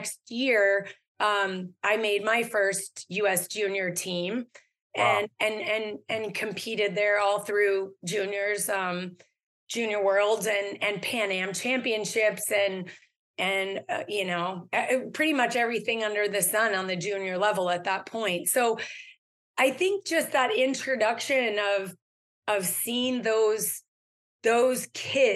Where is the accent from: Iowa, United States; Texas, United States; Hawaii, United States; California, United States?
California, United States; I was born and raised in California. So I grew up skiing in the Canyon Lake Ski Club